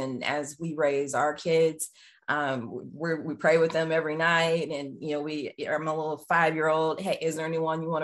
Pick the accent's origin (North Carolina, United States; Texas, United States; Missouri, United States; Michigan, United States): Texas, United States; just outside of Dallas; moved away as an adult; also born or lived in Atlanta, Georgia / Northampton, Massachusetts; I grew up just outside of Dallas, Texas